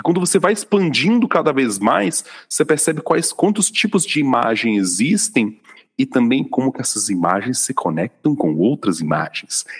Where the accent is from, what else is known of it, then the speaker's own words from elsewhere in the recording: Vitória, Espírito Santo, Brazil; now in São Paulo, Brazil; já morando aqui em São Paulo, eu fui no final de 2021 para minha cidade natal em Vitória